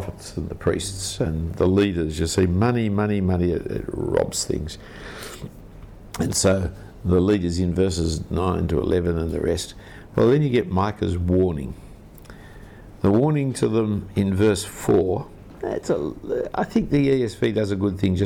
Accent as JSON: {"language": "English", "country": "Australia", "said": "being an Australian"}